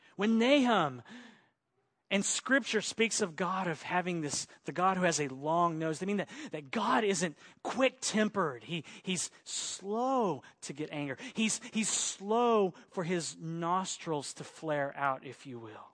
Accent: Oklahoma, United States; also born or lived in Arkansas / Texas / Los Angeles; now in Central Coast, California, United States; I was bo-, born in Arkansas, raised in Oklahoma, so I'm an Okie.

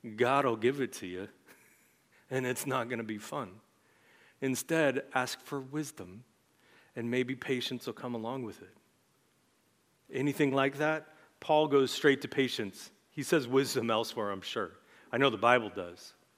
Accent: United States; as American Christians in our time

